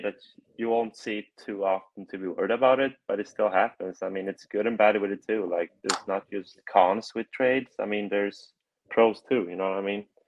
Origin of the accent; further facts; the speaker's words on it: Gothenburg, Västra Götaland, Sweden; moved away as an adult; also born or lived in Pueblo, Colorado; now in Chicago, United States; I'm from Gothenburg, Sweden